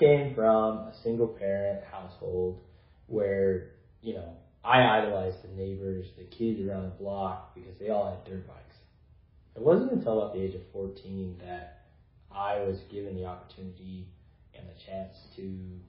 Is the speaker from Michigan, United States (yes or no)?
no; Idaho, United States; here in my home state of Idaho.